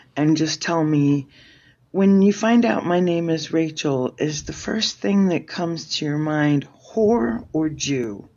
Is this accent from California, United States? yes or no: yes; San Fernando Valley, California, United States; I grew up in the San Fernando Valley